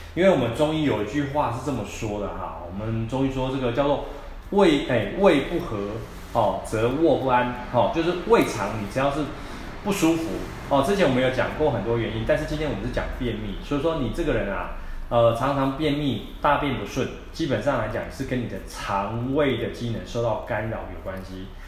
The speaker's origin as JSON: {"language": "Chinese", "country": "Taiwan", "said": "我们台湾人"}